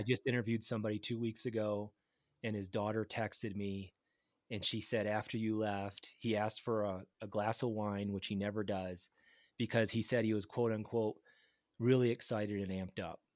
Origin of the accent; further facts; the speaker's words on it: Grand Rapids, Michigan, United States; moved away; I grew up in Grand Rapids, Michigan, next to the Fisher Body G M plant